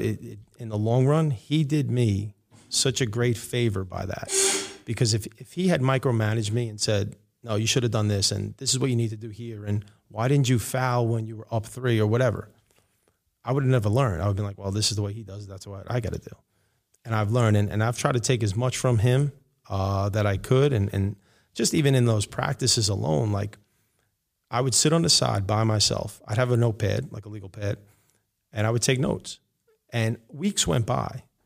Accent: New York City, New York, United States; I grew up in Rego Park, uh, in Queens.

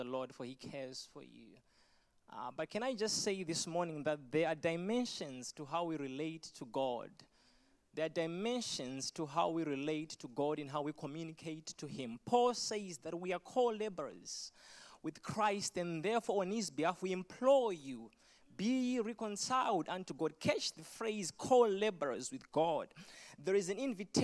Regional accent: Zimbabwe; accent: Zimbabwean; moved away; I was born in Zimbabwe, so you're going to get the thickest Zimbabwean accent you can ever get if you've never heard one.

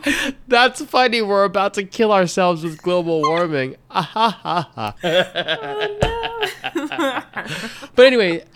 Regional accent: Nigeria; I was born and raised in Africa, in Nigeria specifically.

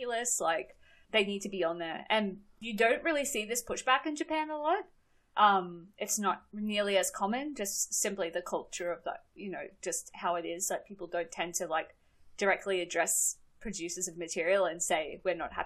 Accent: Australia; I grew up in Australia

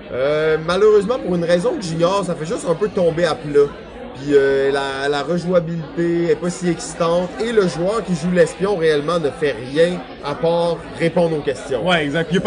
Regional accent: France; Mais je suis français.

